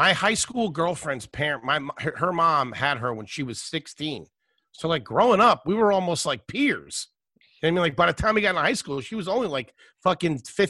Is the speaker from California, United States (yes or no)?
no; Philadelphia, Pennsylvania, United States; also born or lived in Wilkes-Barre, Pennsylvania; I was born in Wilkes-Barre, Pennsylvania. And then we moved down to Philly.